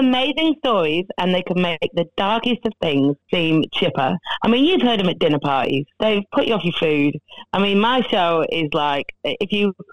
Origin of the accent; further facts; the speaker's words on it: Rochdale, North West England, United Kingdom; moved away as an adult; now in Australia; I'm originally from Rochdale